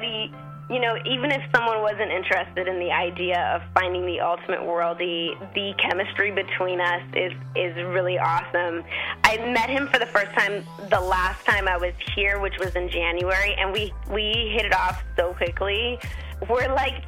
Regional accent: Arizona, United States; I'm from Arizona in the States. And, you know, just a good old country Western girl.

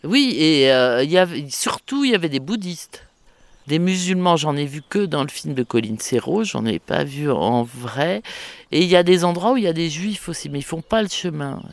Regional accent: Saumur, Pays de la Loire, France; qui suis de Saumur, il fallait que je parte de Saumur un jour

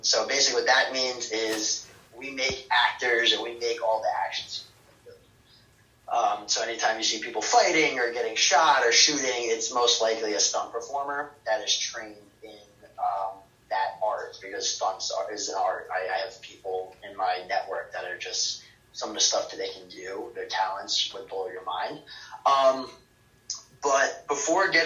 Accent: Mamaroneck, New York, United States; I grew up in Mamaroneck, New York, which is a small town in Westchester County.

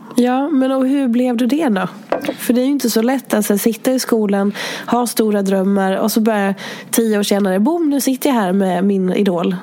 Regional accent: Hedemora, Dalarna County, Sweden; jag är från Dalarna

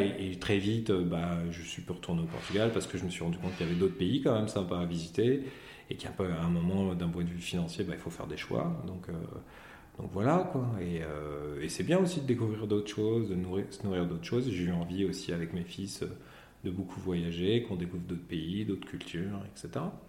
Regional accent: Pontoise, Île-de-France, France; je suis né euh, le 7 juillet 1975 à Pontoise, qui est dans le 95

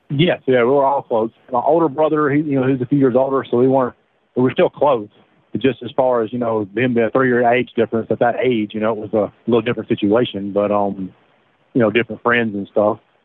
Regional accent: Alabama, United States; born or raised there

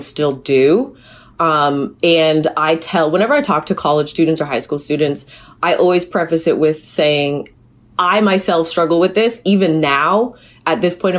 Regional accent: Hamilton, Ontario, Canada; growing up in Hamilton with McMaster football and basketball

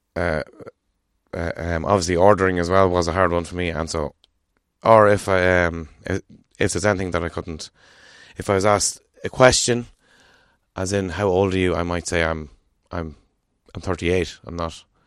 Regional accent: Ireland

